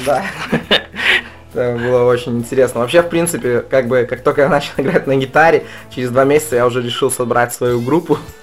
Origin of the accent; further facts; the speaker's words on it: Babruysk, Mogilev Region, Belarus; мы приехали специально из Бобруйска, ну, как мой родной город, в Минск